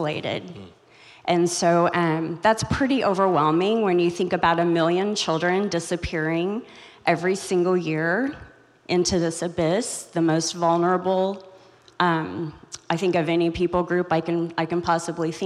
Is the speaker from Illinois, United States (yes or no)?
no; Joplin, Missouri, United States; I'm from Joplin, Missouri. I was raised in Joplin, Missouri, so just in your backyard